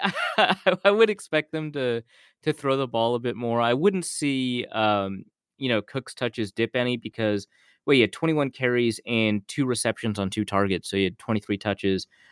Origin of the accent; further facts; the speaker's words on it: Grand Forks, North Dakota, United States; I grew up in Grand Forks, North Dakota